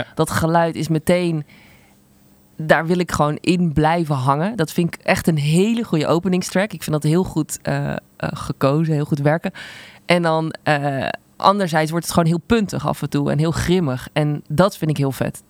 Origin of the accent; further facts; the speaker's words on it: Zundert, North Brabant, Netherlands; Ik kom uit Sundert, een dorp wat echt in de middle of nowhere is.